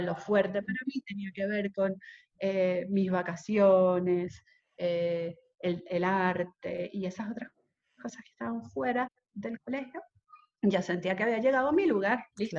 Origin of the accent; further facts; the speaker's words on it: Caracas, Capital District, Venezuela; moved away; also born or lived in Isla de Coche / Margarita; yo me siento mucho más marcada por mi vida en Isla de Coche que por mi vida en Caracas